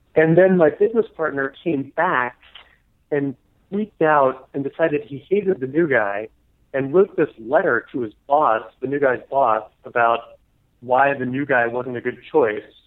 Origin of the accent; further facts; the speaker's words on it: New Jersey, United States; also born or lived in Venezuela; most of my growing up in New Jersey.